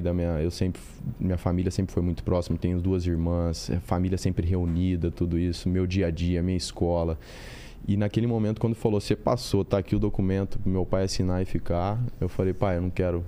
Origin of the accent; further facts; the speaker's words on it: Ribeirão Preto, São Paulo, Brazil; also born or lived in Europe; now in Rio de Janeiro, Brazil; Eu nasci em Ribeirão Preto